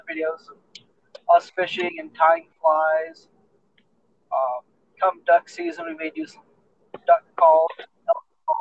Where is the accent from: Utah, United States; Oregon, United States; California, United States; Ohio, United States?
Utah, United States; growing up in Utah